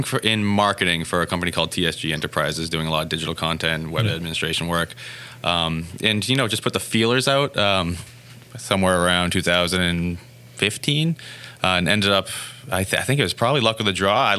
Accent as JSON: {"language": "English", "town": "Spencer", "region": "Massachusetts", "country": "United States", "tie": "born or raised there", "said": "right down the street from where I grew up in Spencer."}